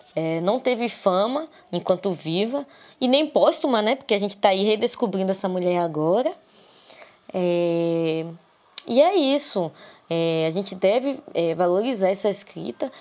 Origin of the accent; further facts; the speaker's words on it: Salvador, Bahia, Brazil; eu sou de Salvador, Bahia